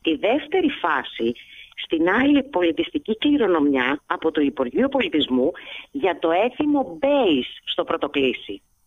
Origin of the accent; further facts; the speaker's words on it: Alexandroupoli, Eastern Macedonia and Thrace, Greece; moved away as an adult; now in Piraeus, Greece; εγώ γεννήθηκα και μεγάλωσα στην Αλεξανδρούπολη